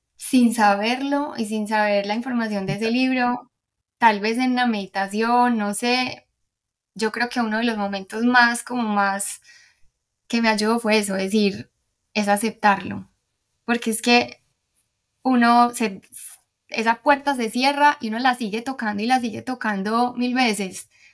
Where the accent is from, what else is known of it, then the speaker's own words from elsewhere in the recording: Medellín, Antioquia, Colombia; moved away as an adult; also born or lived in Houston, United States; now in Miami, United States; soy de Medellín